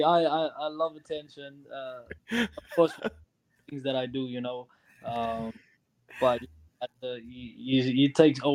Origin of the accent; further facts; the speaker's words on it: Cape Town, Western Cape, South Africa; now in Madison, United States; I host a soccer tournament in Cape Town, South Africa, in my hometown where I grew up